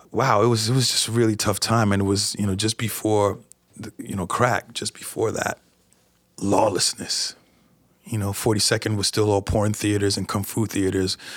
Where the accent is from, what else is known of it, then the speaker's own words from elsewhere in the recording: New York, United States; since I am from New York, but uh, who likes to sit in traffic?